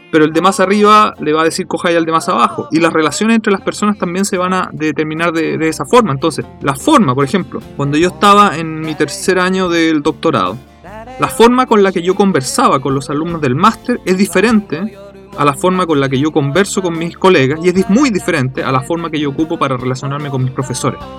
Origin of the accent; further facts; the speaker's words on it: Japan; No sé, uno simplemente siendo japonés lo, hace, para nosotros no.